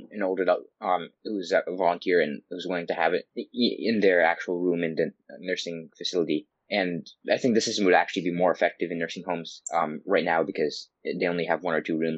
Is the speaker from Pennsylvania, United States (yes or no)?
no; Bangor, Maine, United States; I'm 16 years old and I'm from Bangor High School in Bangor, Maine.